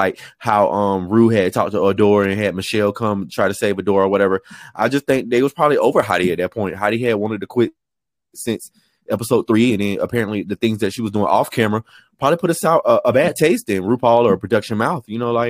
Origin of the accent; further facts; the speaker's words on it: Chicago, Illinois, United States; I'm from Chicago.